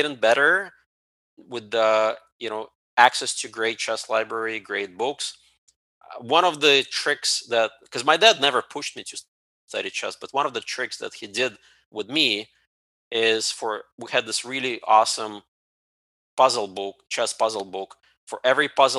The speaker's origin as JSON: {"language": "English", "country": "Ukraine", "tie": "born or raised there", "moved": "yes", "lives_now": "United States", "said": "I was born in the Ukraine part of USSR"}